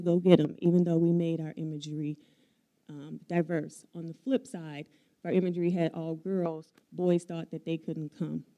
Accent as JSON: {"language": "English", "town": "Chicago", "region": "Illinois", "country": "United States", "moved": "as an adult", "lives_now": "Madison, United States", "said": "I'm from Chicago, if I were to move back to Chicago"}